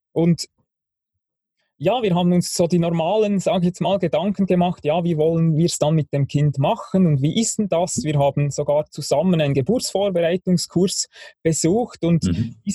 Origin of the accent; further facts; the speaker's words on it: Bern, Switzerland; Ja, also ich bin Schweizer, ich bin in der Schweiz aufgewachsen, im Berner Oberland, am Thunersee.